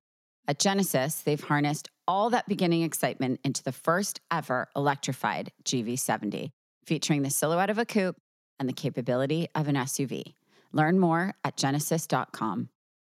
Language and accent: English; Short Hills, New Jersey, United States; now in Los Angeles, United States; I grew up in Short Hills in New Jersey. We used to call it Short Thrills. And, you know, everyone here in LA is like, what's that? I'm like, it's Brentwood in New Jersey is really what it is.